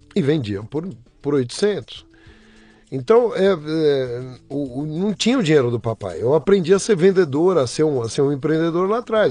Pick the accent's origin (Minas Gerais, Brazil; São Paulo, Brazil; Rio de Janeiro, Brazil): São Paulo, Brazil; Eu nasci em São Paulo, sou paulistano, nasci no, no Hospital São José do Brás, crescido na zona leste de São Paulo